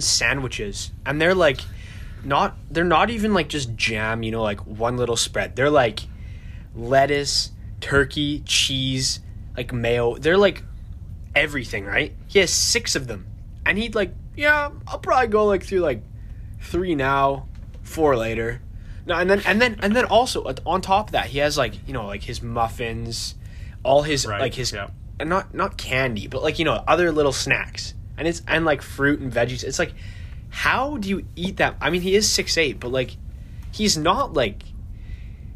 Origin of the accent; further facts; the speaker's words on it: Winnipeg, Manitoba, Canada; we're from Winnipeg, Manitoba.